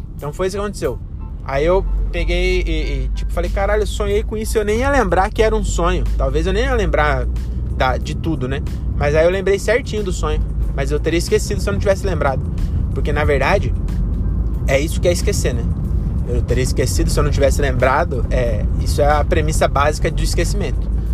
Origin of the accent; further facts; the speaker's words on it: Francisco Morato, São Paulo, Brazil; Eu não vim da favela, sou de Morato, é, de um bairro que, que teve as. Quer dizer, depois dos meus 12 anos tinha asfalto. Mas até os 12 não tinha asfalto